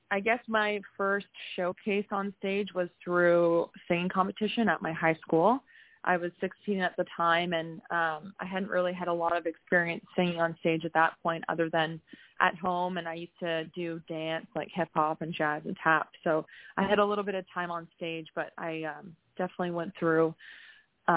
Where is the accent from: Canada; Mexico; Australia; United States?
Canada; Peterborough, Ontario; I was born and raised in Peterborough, Ontario